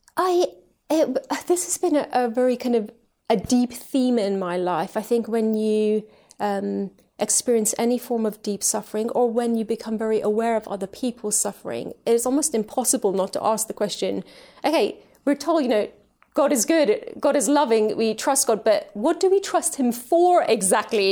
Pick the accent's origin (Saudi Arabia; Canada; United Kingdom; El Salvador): United Kingdom; also born or lived in Tehran, Iran / Switzerland; we've lived in the U K ever since. So this has been my home, uh, growing up and ever since